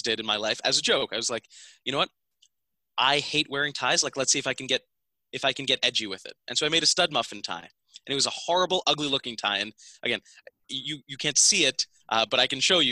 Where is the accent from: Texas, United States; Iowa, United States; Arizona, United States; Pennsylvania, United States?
Pennsylvania, United States; Philadelphia; I grew up here and I spent basically from first grade all the way up until I went to college right here in Pennsylvania.